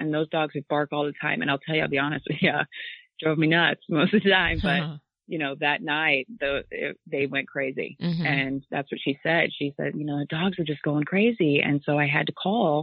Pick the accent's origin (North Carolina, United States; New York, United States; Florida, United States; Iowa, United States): Iowa, United States; growing up in Iowa, and I mean, I'm talking super small town